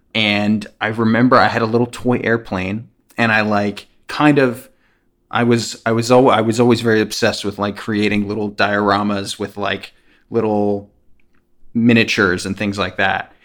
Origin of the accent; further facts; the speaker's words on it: New Jersey, United States; I'm from New Jersey